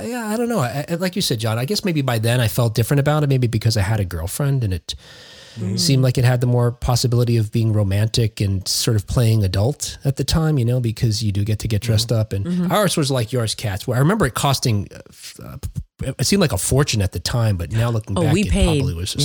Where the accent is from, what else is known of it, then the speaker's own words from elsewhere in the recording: Jersey City, New Jersey, United States; I grew up in Jersey City, right on the Hudson River, across from Manhattan